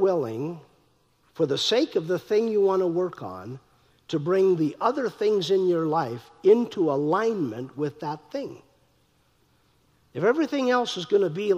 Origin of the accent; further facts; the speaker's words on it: North Dakota, United States; I'm from North Dakota